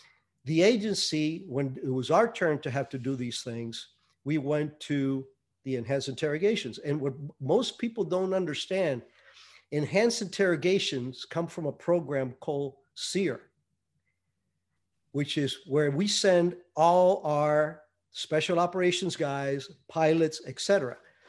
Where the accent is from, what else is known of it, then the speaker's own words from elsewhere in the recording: Cuba; Yeah, I was born in 51. Yes, I'm that old. And I was probably, I think, 8 when Castro took over. But the town that I lived in was at the foothills of the mountains